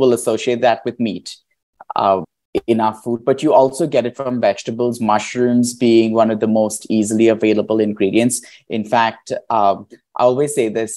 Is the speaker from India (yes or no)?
yes; India; moved away; I grew up in India